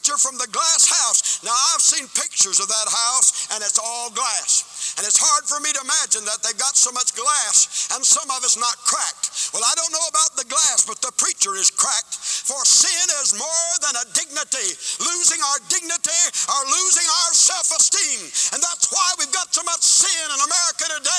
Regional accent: United States; I'm an American

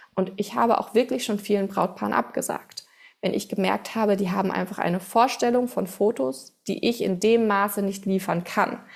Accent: Bad Homburg, Hesse, Germany; first language German; ich komme aus Bad Homburg, das ist in der Nähe von Frankfurt

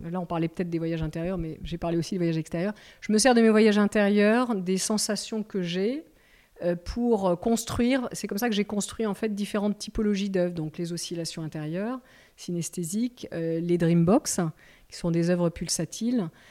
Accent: the Midi, south of France, France; j'ai passé mon enfance dans le Midi, on a une maison dans le Midi

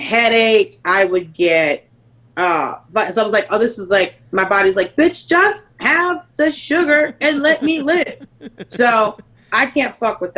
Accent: Atlanta, Georgia, United States; I grew up in Atlanta.

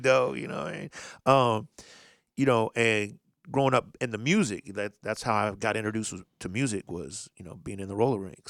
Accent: Indianapolis, Indiana, United States; I'm from Indianapolis.

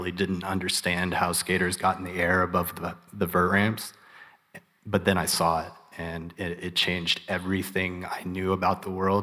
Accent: Topeka, Kansas, United States; I grew up in Topeka, Kansas

